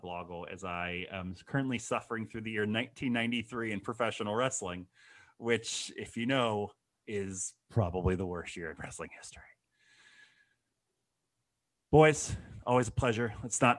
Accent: Akron, Ohio, United States; my hometown of Akron, Ohio

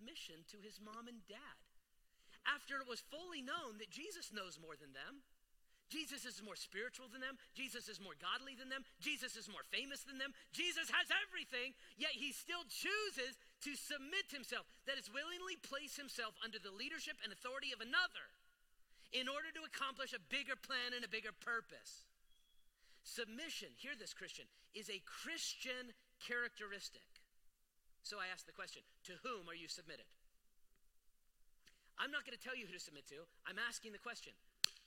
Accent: United States; I love being an American

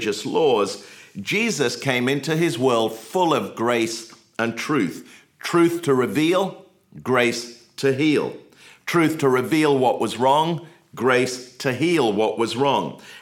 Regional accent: England, United Kingdom; now in United States; I grew up in England

